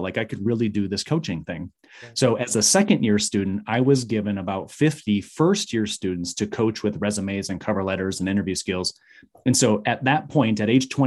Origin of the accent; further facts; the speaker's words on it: Michigan, United States; moved away as an adult; now in Arizona, United States; I was raised in Michigan in a very small town